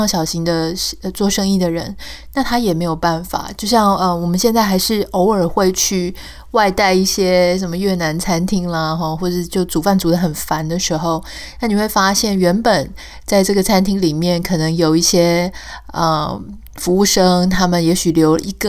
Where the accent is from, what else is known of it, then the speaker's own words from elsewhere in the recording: Taiwan; now in United States; 但我们心里还是，嗯、呃，台湾还是我们的故乡。我们很希望能够在心里面感觉到，嗯、呃，家乡是好好的。